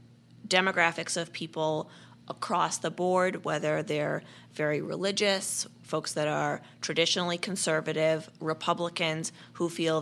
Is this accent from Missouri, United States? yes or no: yes; St. Louis, Missouri, United States; moved away as an adult; also born or lived in Washington, D.C.